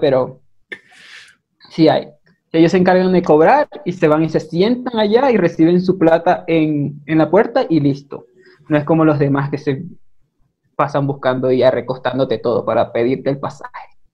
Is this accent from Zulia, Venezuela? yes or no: yes; Maracaibo, Zulia, Venezuela; accent: maracucho; moved away as an adult; now in Ecuador; soy de Maracaibo